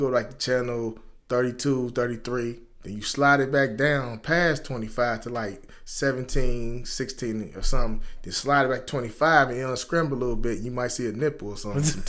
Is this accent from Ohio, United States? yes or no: yes; Dayton, Ohio, United States; I grew up in Westwood here in Dayton, Ohio.